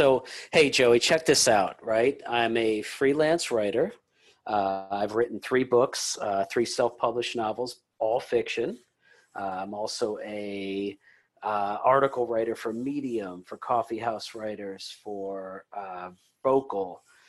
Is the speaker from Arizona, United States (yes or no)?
no; Lombard, Illinois, United States; I mean, I'm from Chicago. So anybody that writes a Chicago Bulls story is always fascinating.